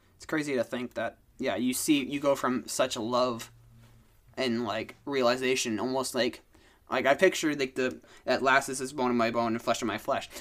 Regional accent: Duluth, Minnesota, United States; I'm born and raised here in Duluth, Minnesota

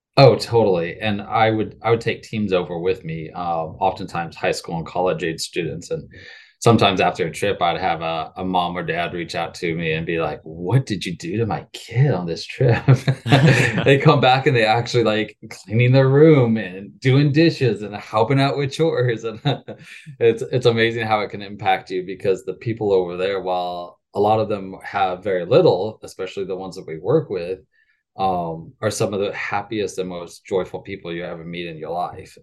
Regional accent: rural Missouri, United States; moved away as an adult; now in Fort Worth, United States; I currently live in Fort Worth, Texas, but I grew up, um, in rural Missouri

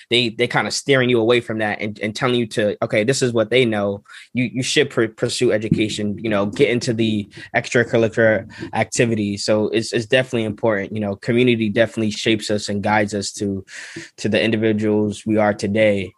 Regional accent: New York, United States; growing up in New York

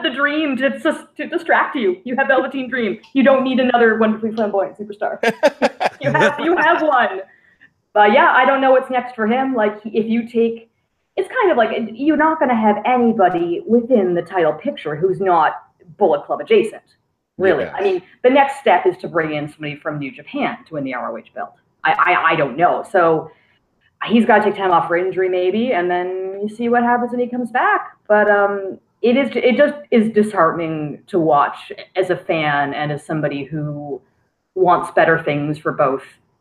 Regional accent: Canada; I'm Canadian.

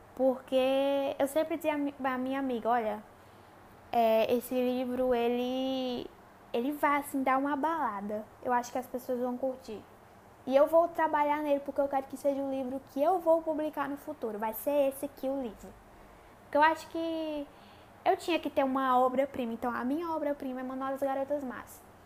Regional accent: Crato, Ceará, Brazil; accent: nordestino; sou nordestina, é, cearense, numa cidadezinha do interior chamada Crato

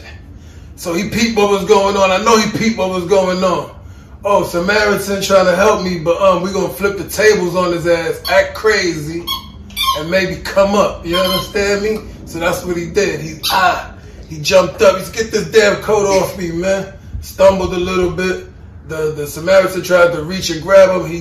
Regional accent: New York City, New York, United States; But we're from New York City

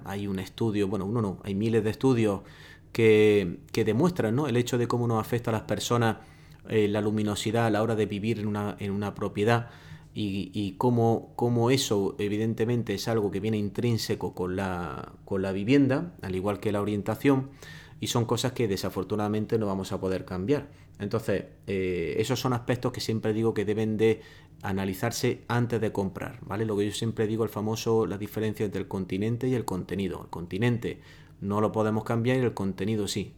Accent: Spain; moved away; si tú como español, como puedes ser en mi caso, te has salido del país

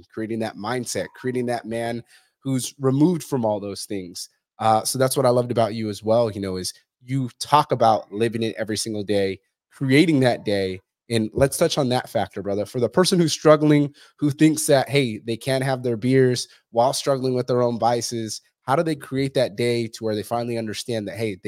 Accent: Fresno, California, United States; I'm from Fresno

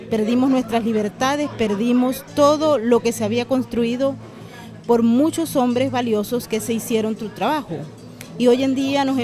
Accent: Venezuela; es muy triste como venezolanos que nos formamos en una democracia que no era la perfecta

